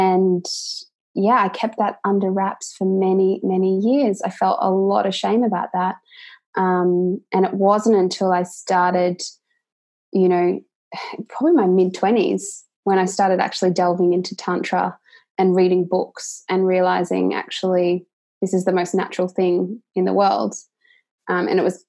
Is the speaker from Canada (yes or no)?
no; Australia; I'm from Australia